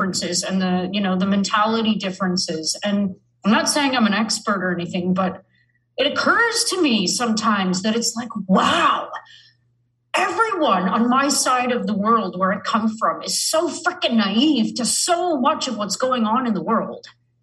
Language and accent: English; Canada; I'm from Canada